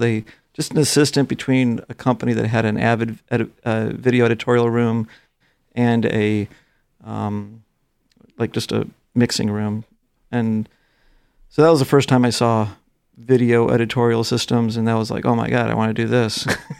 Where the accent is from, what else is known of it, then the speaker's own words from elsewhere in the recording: Chicago, Illinois, United States; Probably the biggest stuff I did was like the Bulls. I'm from Chicago.